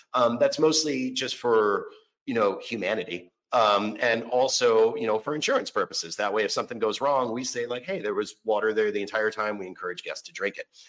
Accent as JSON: {"language": "English", "town": "Orlando", "region": "Florida", "country": "United States", "moved": "yes", "lives_now": "Seattle, United States", "said": "I'm originally from Orlando, Florida"}